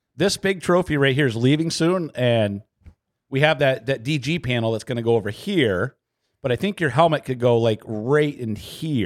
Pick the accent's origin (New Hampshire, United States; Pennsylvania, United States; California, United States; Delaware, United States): New Hampshire, United States; Claremont; moved away; I didn't grow up around here. I grew up in Claremont.